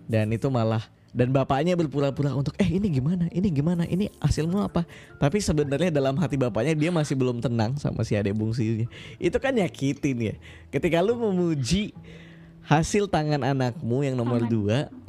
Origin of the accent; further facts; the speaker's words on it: Pontianak, West Kalimantan, Indonesia; Nah iya Kalimantan Kalimantan Barat. Aku dari Pontianak.